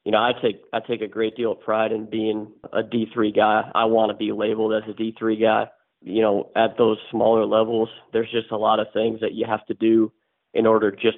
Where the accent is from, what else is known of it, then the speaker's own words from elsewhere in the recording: Wisconsin, United States; moved away as an adult; I'm from Wisconsin, obviously a very, very cold state compared to where I am right now. I grew up there